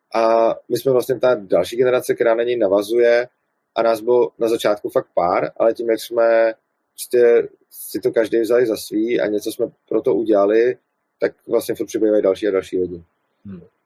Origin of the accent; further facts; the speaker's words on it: Prague, Czechia; jsem z Prahy, tak kvůli tomu, eh, kvůli tomu dojíždím do Brna